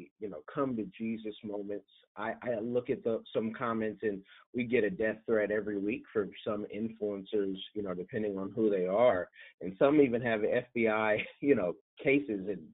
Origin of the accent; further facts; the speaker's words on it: Oakland, California, United States; also born or lived in Grambling State (Louisiana); I'm from Oakland, California